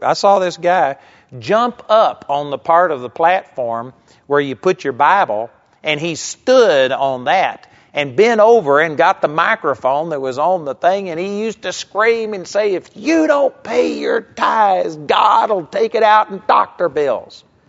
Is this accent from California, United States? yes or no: no; Texas, United States; I grew up in Texas